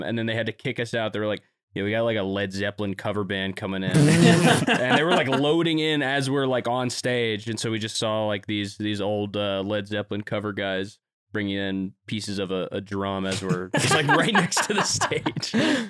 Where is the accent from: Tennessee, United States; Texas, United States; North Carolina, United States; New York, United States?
North Carolina, United States; Wilmington; in North Carolina in my hometown, Wilmington.